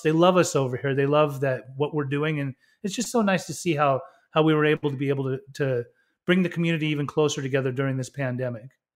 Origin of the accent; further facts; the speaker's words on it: Utah, United States; also born or lived in Germany / Iran; Growing up in Utah, I mean, come on, a Persian kid with, from Muslim parents